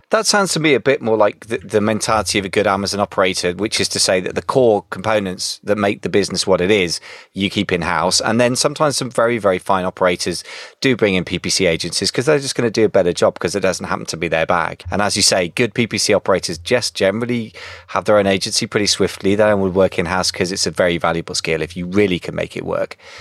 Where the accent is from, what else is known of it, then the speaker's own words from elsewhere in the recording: United Kingdom; I'm being very British